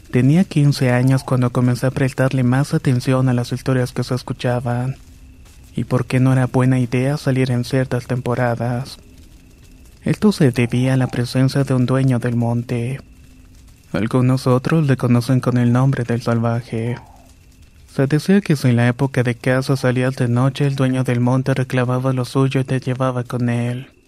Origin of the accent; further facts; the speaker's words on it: Balancán, Tabasco, Mexico; also born or lived in Campeche; now in Colima, Mexico; en la actualidad tengo 27 años. Vivo en Colima y soy un miembro de la Infantería de Marina. Nací en Campeche, pero me crié en un pequeño pueblo en Balancán, Tabasco.